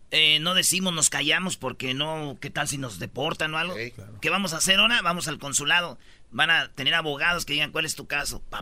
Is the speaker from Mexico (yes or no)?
yes; Mexico; now in United States; es decir, soy de México.